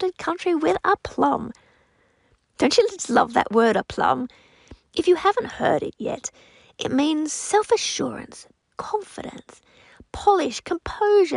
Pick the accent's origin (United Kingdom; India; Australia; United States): Australia; I'm an Aussie with French influence from my husband and his family. We all live near Sydney, Australia